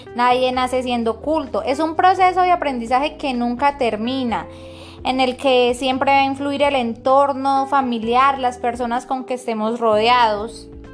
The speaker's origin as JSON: {"language": "Spanish", "town": "Cúcuta", "region": "Norte de Santander", "country": "Colombia", "accent": "santandereano", "said": "nosotros, los santanderianos, hablo por mí, nosotros tenemos un acento diferente"}